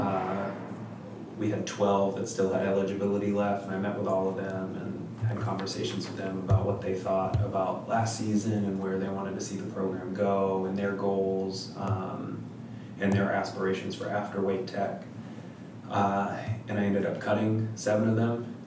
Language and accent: English; New Hampshire, United States; moved away as an adult; also born or lived in Standish, Maine; I'm from New Hampshire originally